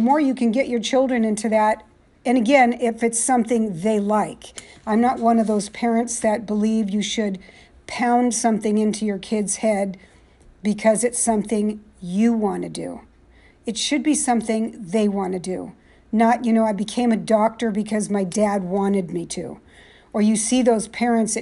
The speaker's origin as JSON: {"language": "English", "town": "San Jose", "region": "California", "country": "United States", "tie": "born or raised there", "moved": "yes", "lives_now": "East Coast, United States", "said": "I was born and raised in San Jose, California."}